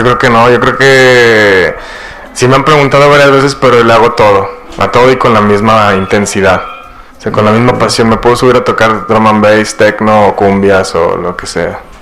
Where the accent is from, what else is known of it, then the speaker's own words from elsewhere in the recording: Saltillo, Coahuila, Mexico; moved away as an adult; also born or lived in Spain / London; yo soy aquí oriundo de Saltillo, Coahuila, de la, colonia Bellavista. Eh, pues aquí viví 20 años de mi vida, mi juventud